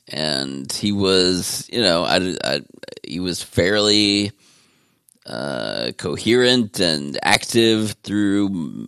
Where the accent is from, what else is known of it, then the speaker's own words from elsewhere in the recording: Austria; this legend who I grew up watching in Westerns in our little theater in Austria.